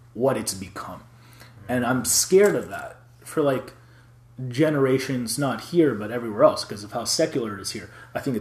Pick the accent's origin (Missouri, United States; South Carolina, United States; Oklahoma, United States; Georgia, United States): Georgia, United States; Atlanta; I grew up in Atlanta, Georgia, in the South